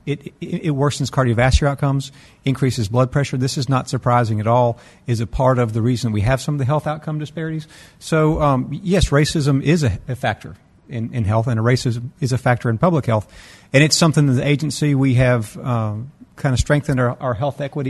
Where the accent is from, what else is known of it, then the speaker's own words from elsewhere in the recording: Mississippi, United States; We're all from Mississippi